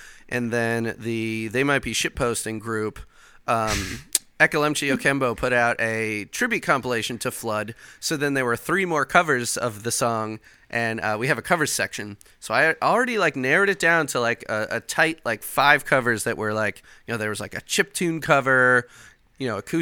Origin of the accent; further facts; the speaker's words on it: Chicago, Illinois, United States; now in Indiana, United States; I'm actually from Chicago